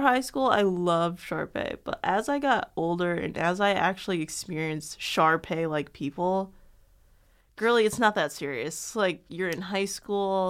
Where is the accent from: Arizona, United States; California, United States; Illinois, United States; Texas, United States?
Illinois, United States; Chicago; I'm from Chicago